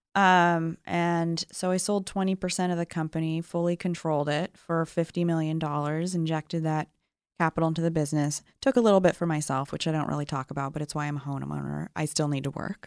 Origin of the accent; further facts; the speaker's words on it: Sacramento, California, United States; also born or lived in San Diego, California; I was born in San Diego. I lived there till I was seven. And then I think that got really expensive and my grandparents were up in the Bay Area in Marin County, so we moved to Sacramento.